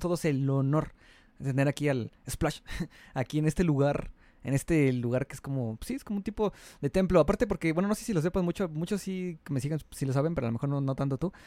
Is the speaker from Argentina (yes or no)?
no; Mexico; soy de México, y pues aquí ya sabes que aquí hay varios lugares arqueológicos bonitos